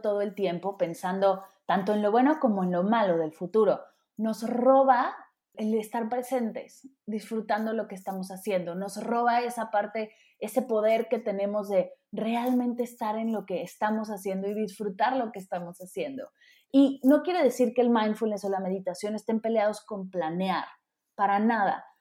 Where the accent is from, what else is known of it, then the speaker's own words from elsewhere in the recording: Mexico City, Mexico; yo que vengo de la Ciudad de México